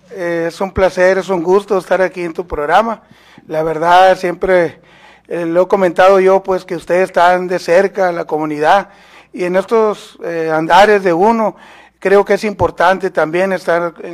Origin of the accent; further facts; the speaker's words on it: Guatabampo, Sonora, Mexico; born there; also born or lived in Hermosillo; soy nacido en Guatabampo, Sonora, pero desde que salí a estudios a Hermosillo